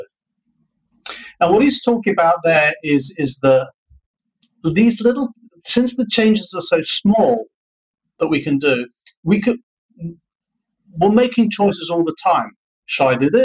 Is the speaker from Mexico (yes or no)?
no; United Kingdom; now in Vietnam; I'm a Brit